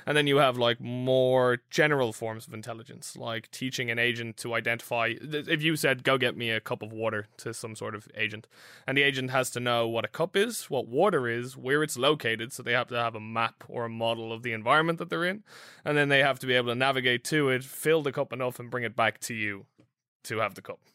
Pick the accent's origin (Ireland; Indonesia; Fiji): Ireland; I'm Irish